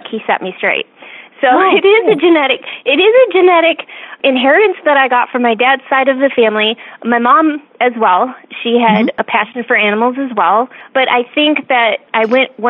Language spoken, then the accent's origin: English; Michigan, United States; I grew up right about where the knuckle of your thumb is on Lake Michigan, or Lake Huron